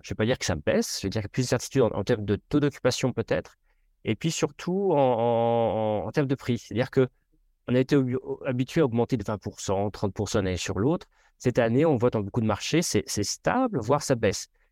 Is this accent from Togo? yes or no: no; France; je suis français, je ne le cache pas